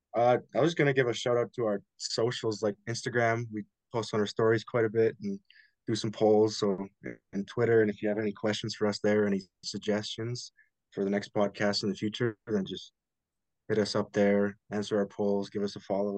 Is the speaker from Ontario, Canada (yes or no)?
no; Beaumont, Alberta, Canada; we're from Beaumont, Alberta